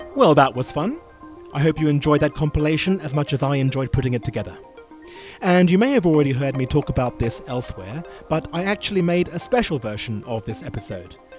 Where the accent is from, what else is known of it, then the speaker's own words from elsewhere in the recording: United Kingdom; I'm a Brit